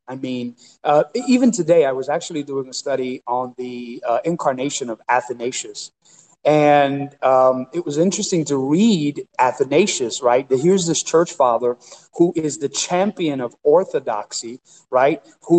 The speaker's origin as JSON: {"language": "English", "country": "Puerto Rico", "tie": "born there", "said": "I was born in Puerto Rico, but my family roots are also to some extent African, right?"}